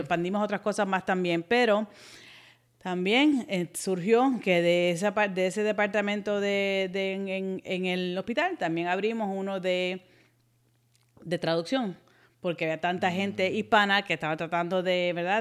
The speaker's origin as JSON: {"language": "Spanish", "country": "Puerto Rico", "tie": "born or raised there", "also_born_or_lived": "United States", "accent": "un poquito de acento cubano", "moved": "yes", "said": "Nací en Estados Unidos, pero me crié en Puerto Rico, mis papás son puertorriqueños, y me considero puertorriqueña"}